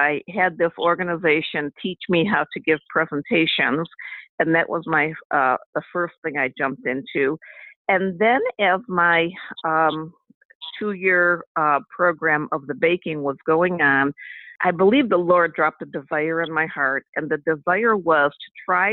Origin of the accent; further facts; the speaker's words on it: Cleveland, Ohio, United States; I'm from Cleveland, Ohio, and I was raised in a big family. I'm number 10 of 11